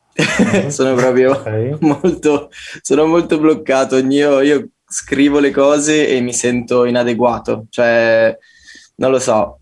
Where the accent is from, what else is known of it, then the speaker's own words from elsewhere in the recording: Como, Lombardy, Italy; moved away as an adult; now in Turin, Italy; sono appena tornato da, da, Como, dalla mia terra natia.